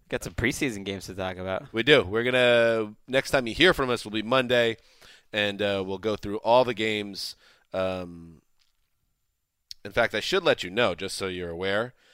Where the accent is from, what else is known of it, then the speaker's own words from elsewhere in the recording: United Kingdom; I'm British. Yep. I'm different.